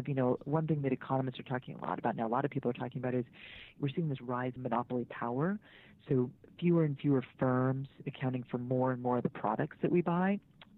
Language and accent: English; Mukilteo, Washington, United States; I grew up in the Seattle area, actually. I spent my school years in Mukilteo, Washington